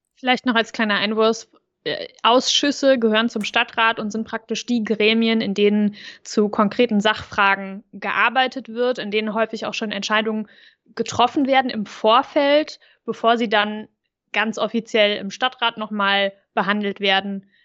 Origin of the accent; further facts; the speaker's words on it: Overath, North Rhine-Westphalia, Germany; wo ich groß geworden bin, in Overath